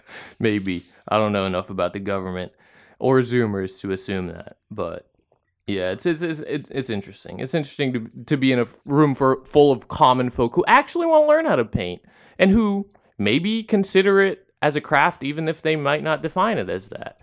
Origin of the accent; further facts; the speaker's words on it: San Diego, California, United States; moved away; I'm from San Diego